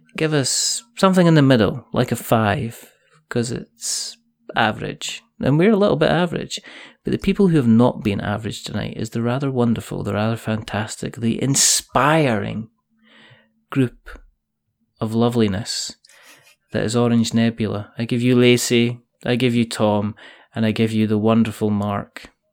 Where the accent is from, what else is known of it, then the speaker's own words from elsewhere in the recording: Scotland, United Kingdom; I I'm Scottish.